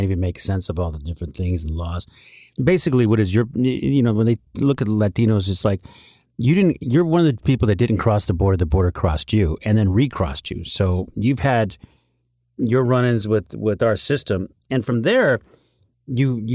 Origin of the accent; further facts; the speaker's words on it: San Diego, California, United States; I grew up in San Diego on the border of Tijuana